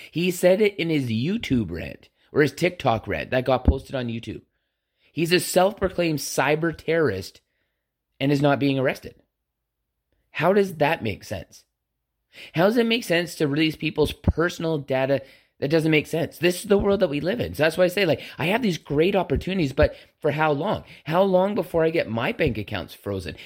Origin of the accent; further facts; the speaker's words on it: Canada; we are both Canadian